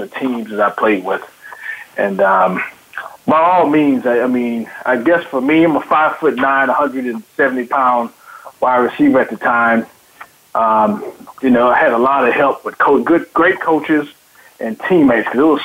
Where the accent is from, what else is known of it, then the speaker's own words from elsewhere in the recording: Tyler, Texas, United States; I'm from Tyler, Texas. My hometown is Tyler, Texas. High school is John Tyler High School